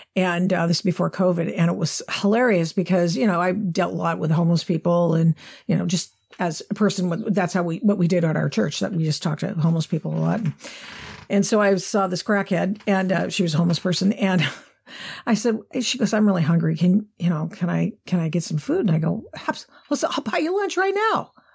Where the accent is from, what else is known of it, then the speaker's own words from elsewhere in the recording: Pacific Northwest, Oregon, United States; coming from, growing up in the Pacific Northwest